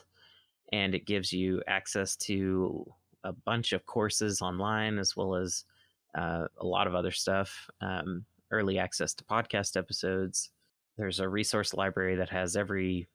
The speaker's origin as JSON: {"language": "English", "region": "Mississippi", "country": "United States", "tie": "born or raised there", "also_born_or_lived": "Oregon", "moved": "as an adult", "said": "I've moved back to my home state of Mississippi"}